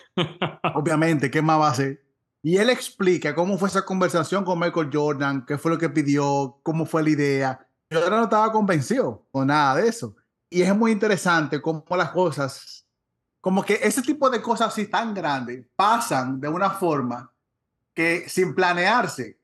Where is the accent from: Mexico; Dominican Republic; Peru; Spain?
Dominican Republic; nosotros como dominicanos tenemos mucho de béisbol